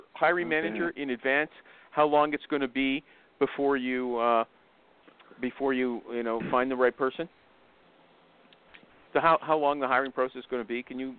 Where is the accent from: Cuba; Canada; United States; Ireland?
Canada; because I'm a Canadian.